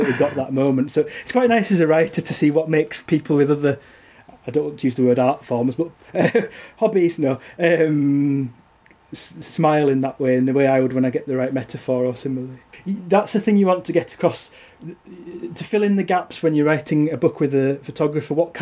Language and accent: English; Yorkshire and the Humber, United Kingdom; also born or lived in Teesside; I was born on Teesside but moved to North Yorkshire when I was little